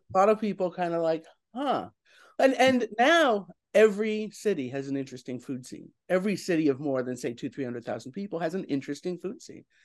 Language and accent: English; New York, United States; as a New Yorker